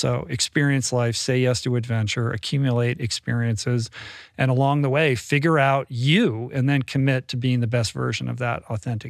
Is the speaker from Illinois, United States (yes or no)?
no; Bethesda, Maryland, United States; I grew up in Bethesda.